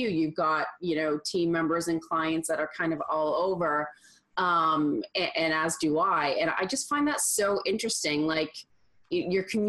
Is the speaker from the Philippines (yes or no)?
no; Canada; I'm Canadian